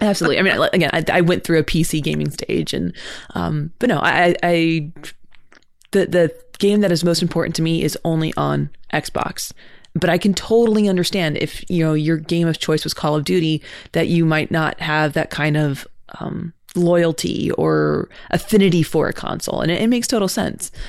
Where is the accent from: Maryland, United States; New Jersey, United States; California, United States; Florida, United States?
California, United States; I grew up in California